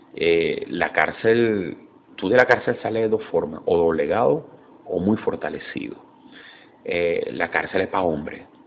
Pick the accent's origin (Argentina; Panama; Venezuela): Venezuela